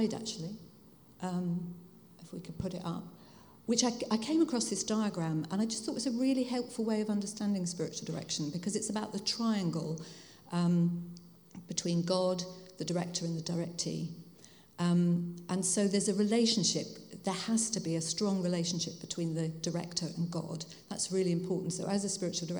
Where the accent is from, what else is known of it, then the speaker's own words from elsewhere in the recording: Hertfordshire, East of England, United Kingdom; moved away as an adult; also born or lived in Hull / Bradford / London; now in Bath, United Kingdom; I was born in Hull, but I grew up in Hertfordshire, which you can probably tell by my accent. I didn't grow up in Hull